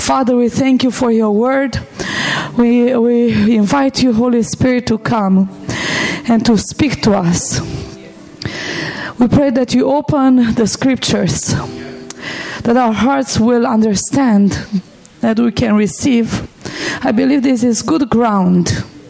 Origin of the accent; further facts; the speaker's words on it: Cluj-Napoca, Transylvania, Romania; I was born and raised in Romania, in the part of Romania, in the western part of Romania that many people know as Transylvania. And we live right in the heart of Transylvania. That's where Cluj is, our city.